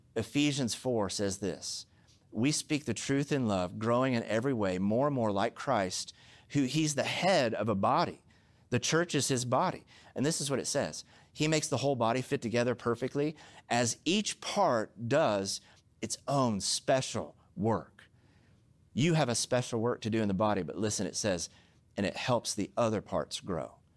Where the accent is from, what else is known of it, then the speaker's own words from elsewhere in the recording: Oklahoma, United States; now in Southern California, United States; I'm from Oklahoma